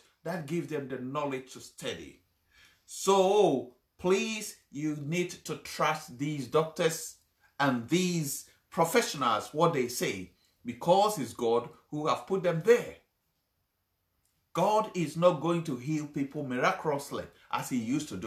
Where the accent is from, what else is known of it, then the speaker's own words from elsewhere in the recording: Ghana; I come from Ghana